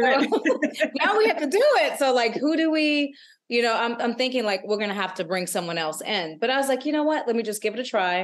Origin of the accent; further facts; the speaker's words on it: Alabama, United States; I was born in Alabama